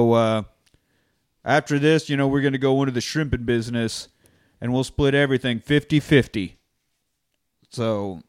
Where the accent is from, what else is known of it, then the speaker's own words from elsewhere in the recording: Kansas, United States; now in Austin, United States; I grew up in Kansas